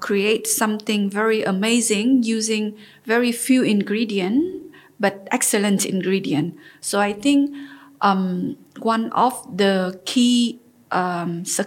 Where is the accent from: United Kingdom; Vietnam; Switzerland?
Vietnam; Ho Chi Minh City; moved away as an adult; also born or lived in Turkey / Paris; I grew up in Vietnam and Ho Chi Minh City